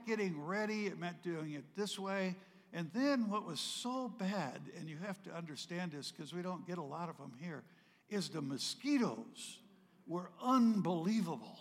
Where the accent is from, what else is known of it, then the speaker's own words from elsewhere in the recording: not far from Manchester, Vermont, United States; I grew up in Vermont, not far from Manchester